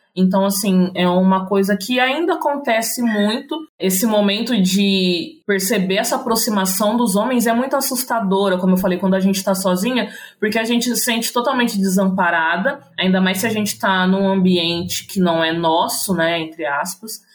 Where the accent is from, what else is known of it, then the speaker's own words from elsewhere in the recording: interior of São Paulo, Brazil; sou do interior de São Paulo